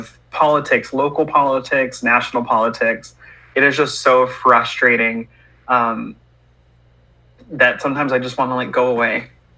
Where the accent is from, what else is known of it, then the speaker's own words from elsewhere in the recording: Stockton, California, United States; I am born and raised in Stockton.